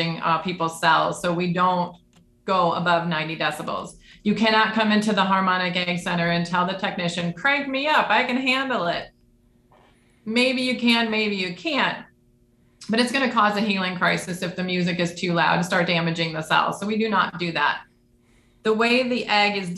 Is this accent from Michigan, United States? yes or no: yes; Detroit, Michigan, United States; I grew up in the Detroit area